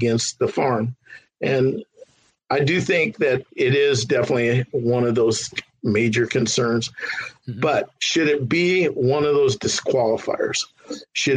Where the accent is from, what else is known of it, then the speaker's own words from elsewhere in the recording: San Fernando Valley, California, United States; I grew up in the San Fernando Valley